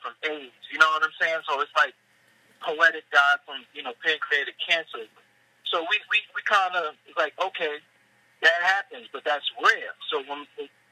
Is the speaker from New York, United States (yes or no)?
yes; New York City, New York, United States; also born or lived in Staten Island, New York; that's my hometown, and I grew up not too far from the Barclay Center, walking distance.